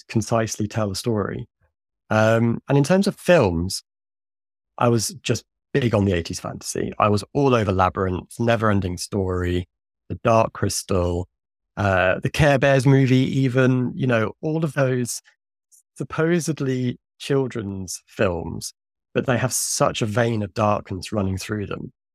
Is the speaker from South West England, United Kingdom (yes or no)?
no; Suffolk, East of England, United Kingdom; now in London, United Kingdom; our tiny little local independent cinema in my hometown in Suffolk, in the east of England